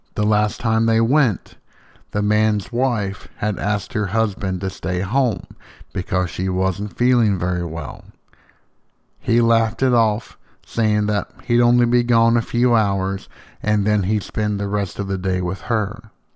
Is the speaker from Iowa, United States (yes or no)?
no; Slayden, Tennessee, United States; I grew up in Slayton, which is roughly a hundred and thirteen people big. The next town up, about ten minutes up the road, is Van Leer